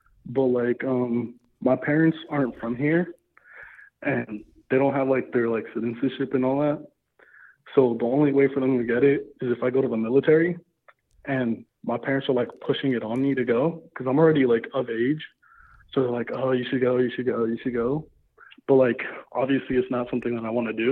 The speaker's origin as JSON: {"language": "English", "town": "Los Angeles", "region": "California", "country": "United States", "said": "I'm from"}